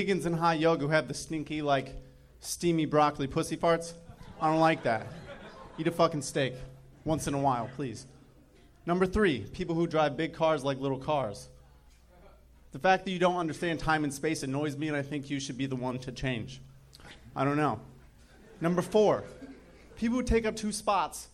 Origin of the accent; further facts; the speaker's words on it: Michigan, United States; now in Los Angeles, United States; I'm from Michigan.